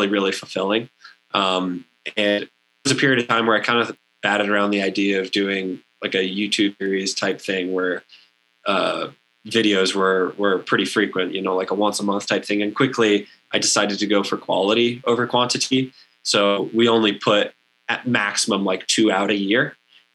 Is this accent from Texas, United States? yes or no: yes; Central Texas, United States; now in Durango, United States; growing up in Central Texas